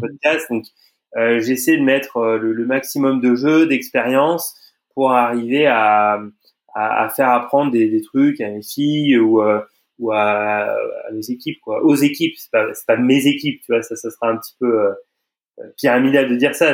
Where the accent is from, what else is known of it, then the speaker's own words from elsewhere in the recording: Auvergne-Rhône-Alpes, France; moved away; je suis originaire de d'Auvergne